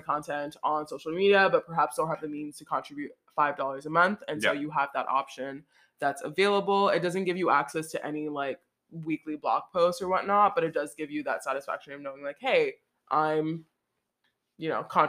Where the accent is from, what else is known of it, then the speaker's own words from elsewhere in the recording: Montreal, Quebec, Canada; That I'm not French. I'm from Montreal.